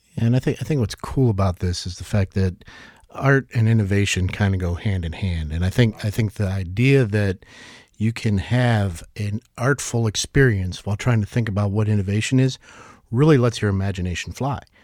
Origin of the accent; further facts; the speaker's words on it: New York, United States; moved away as an adult; now in Northwest Arkansas, United States; as a New Yorker that moved here, uh, a couple decades ago